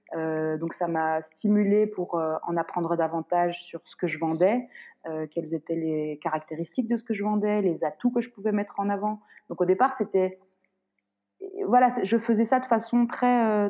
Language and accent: French; Morocco; moved away; je suis marocaine